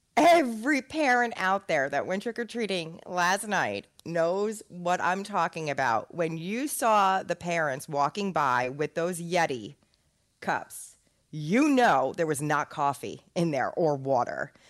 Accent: New Jersey, United States; we're all from North Jersey

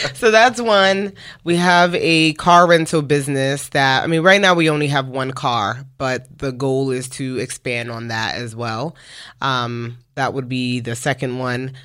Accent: New York City, New York, United States; moved away as an adult; now in Dallas, United States; we are from Brooklyn, New York, uh, now living in Dallas, Texas for the past five and a half years. But, uh, we met each other in the projects

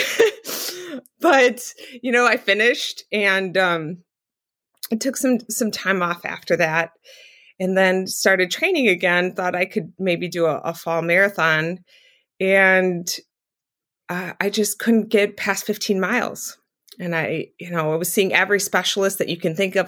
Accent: southeastern Wisconsin, United States; I live in, um, southeastern Wisconsin, and I'm still, that's where I was born and raised

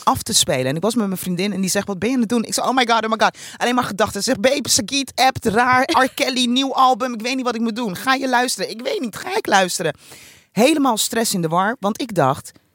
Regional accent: Rotterdam, South Holland, Netherlands; als Rotterdammer

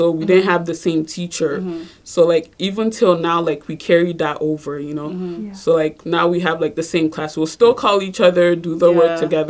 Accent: Nigeria; moved away; Well, we're not from here, right? So, like, we're from Nigeria. I was born there, and, like, we used to travel back and forth.

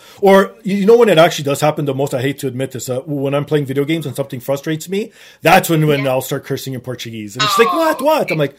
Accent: Toronto, Ontario, Canada; I was born and raised in Toronto, so obviously my English will never go away. But slowly but surely, my Portuguese has been going away because the only person I talk to in Portuguese is my dad.

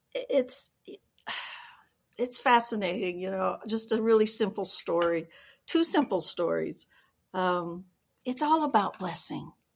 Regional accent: Georgia, United States; moved away; I was born in Georgia

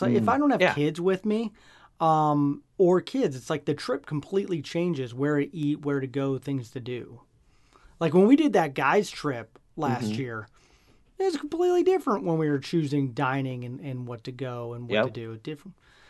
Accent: Nebraska, United States; But I'm from Nebraska, okay, well, so yeah.

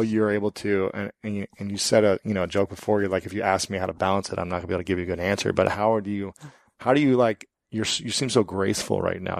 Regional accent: Columbus, Ohio, United States; I'm from Columbus, where Victoria's Secret and Limited is at.

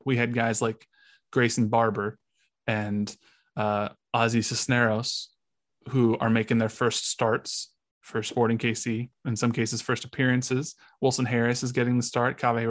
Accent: Mexico; I'm from Mexico. I have family in Mexico, and they're just talking shit about how much MLS sucks.

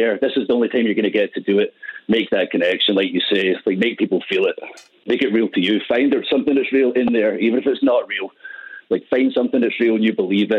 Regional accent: Scotland, United Kingdom; I'm Scottish

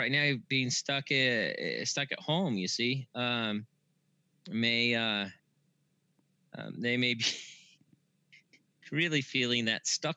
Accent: Brazil, Indiana, United States; now in Sedona, United States; I was born in Brazil

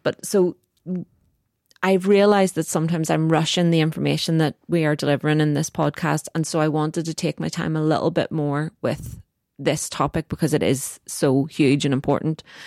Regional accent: Northern Ireland, United Kingdom; It's very complicated to be Northern Irish.

